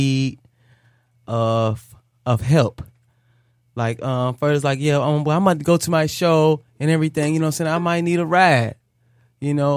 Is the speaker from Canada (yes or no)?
no; Detroit, Michigan, United States; I'm from Detroit